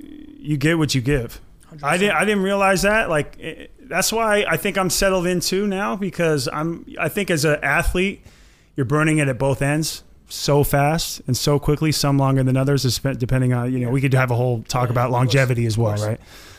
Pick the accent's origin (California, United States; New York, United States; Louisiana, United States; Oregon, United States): Oregon, United States; Portland; I grew up in Portland, Oregon.